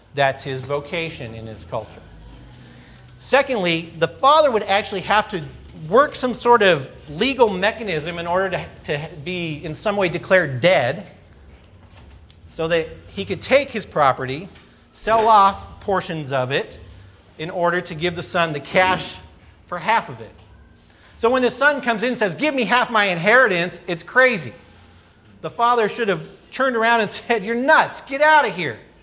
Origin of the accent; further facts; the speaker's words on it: California, United States; I grew up in California skateboarding and surfing and all the sort of typical things.